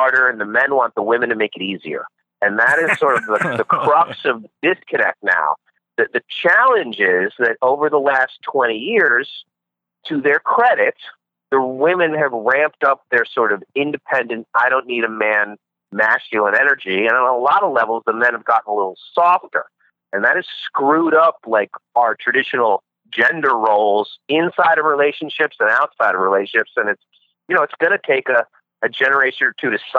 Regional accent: United States; moved away; I'm from New York originally

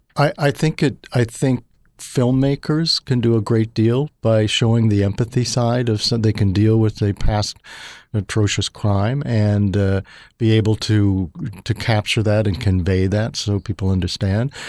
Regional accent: Missouri, United States; as a child, uh, actually growing up in Missouri

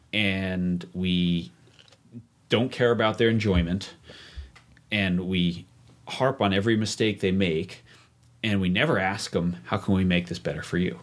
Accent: New York, United States; moved away as an adult; also born or lived in Vail, Colorado; I grew up in New York and went to college in New York City

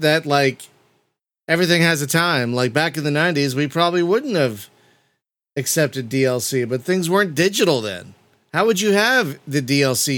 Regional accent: United States; I have a public school education and I'm from America

